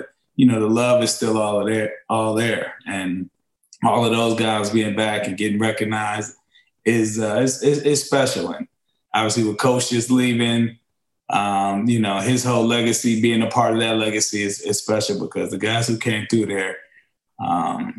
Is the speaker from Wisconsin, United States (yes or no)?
no; Ohio, United States; I was Ohio guy. I was Ohio State guy. Growing up in Ohio